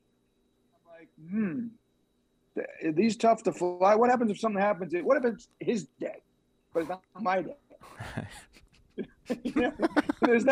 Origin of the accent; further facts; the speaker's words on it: Long Island, New York, United States; moved away; I grew up on Long Island.